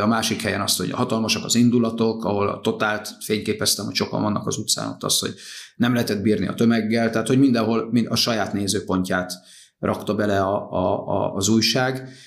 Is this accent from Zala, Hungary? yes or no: yes; Nagykanizsa, Zala, Hungary; klasszikus utcakölyök, Nagykanizsán nevelődtem a Herman Otto utcába, lakótelep